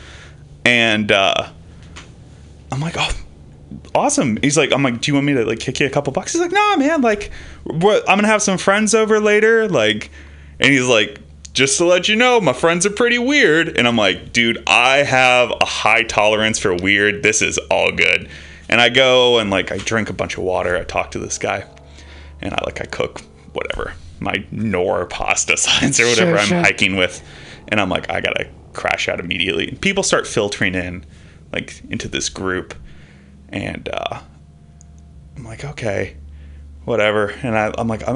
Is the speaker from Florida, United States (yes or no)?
no; Bay Area, California, United States; I'm from the Bay Area